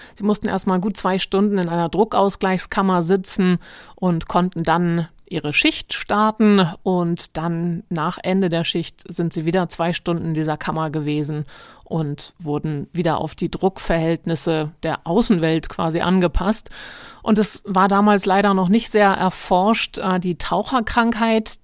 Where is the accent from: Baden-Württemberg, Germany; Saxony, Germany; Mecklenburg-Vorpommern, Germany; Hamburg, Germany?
Hamburg, Germany; als Norddeutscher und Hamburger